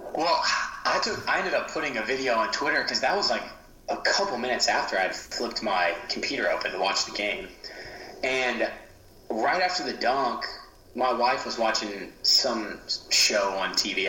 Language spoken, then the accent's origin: English; Baton Rouge, Louisiana, United States; growing up in Baton Rouge, LSU fan.